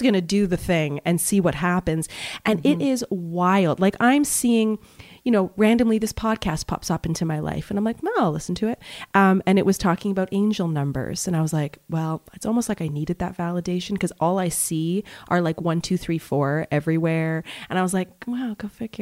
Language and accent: English; Montreal, Quebec, Canada; moved away as an adult; also born or lived in Toronto / Vancouver / Malaysia; I'm from Montreal.